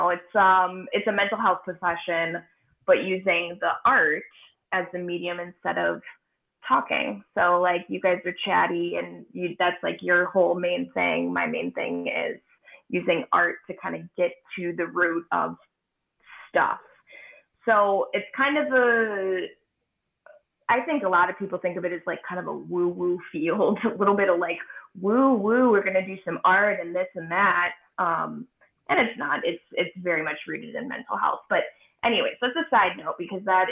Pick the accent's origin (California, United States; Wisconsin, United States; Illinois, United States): Wisconsin, United States; Shorewood; also born or lived in Chicago; I'm from here. I'm from Milwaukee. I grew up in Shorewood and always have loved Milwaukee